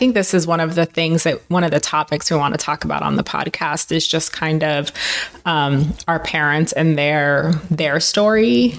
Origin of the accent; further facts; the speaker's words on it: Oakland, California, United States; moved away as an adult; also born or lived in Berkeley / Michigan; now in Las Vegas, United States; I grew up in the Bay Area. I grew up in Oakland, Berkeley. Yeah, I grew up there.